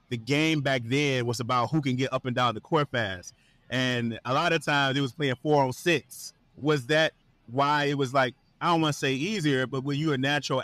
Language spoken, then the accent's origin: English; Detroit, Michigan, United States; I'm from Detroit.